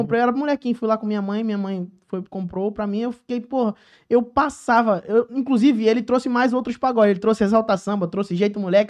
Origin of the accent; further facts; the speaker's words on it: Joaquim Nabuco, Pernambuco, Brazil; now in Rio de Janeiro, Brazil; eu sou cria lá de Joaquim Nabuco, Pernambuco, minha terra, lugar que eu tanto amo